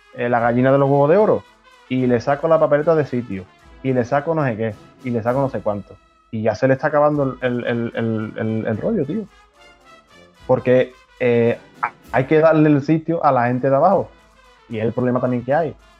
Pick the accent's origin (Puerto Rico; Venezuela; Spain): Spain; Chiclana de la Frontera, Andalusia; mi pueblo de Chicana